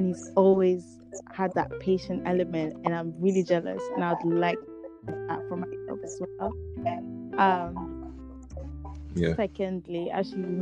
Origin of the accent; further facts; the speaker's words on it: Amsterdam, North Holland, Netherlands; growing up in Amsterdam, in my school